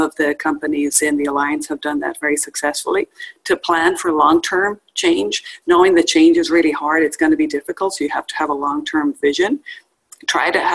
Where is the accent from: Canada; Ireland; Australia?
Ireland; Dublin, Leinster; moved away as an adult; now in United States; I grew up in Dublin, Ireland, and moved to the U.S. in 1994